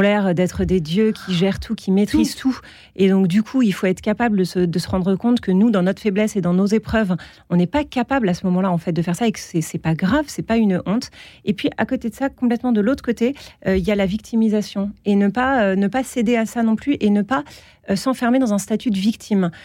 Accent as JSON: {"language": "French", "area": "Alsace", "region": "Grand Est", "country": "France", "tie": "born or raised there", "said": "j'ai grandi en Alsace"}